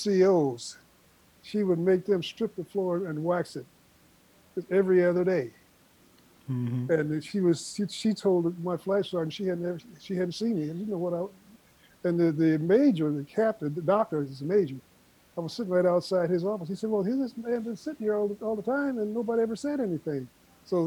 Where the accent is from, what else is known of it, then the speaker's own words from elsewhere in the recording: Omaha, Nebraska, United States; also born or lived in Chicago, Illinois / Portland, Oregon; in March of 1947, March the 12th, to be exact, 1947, mm-hmm. we joined him in Omaha, Nebraska, and been here ever since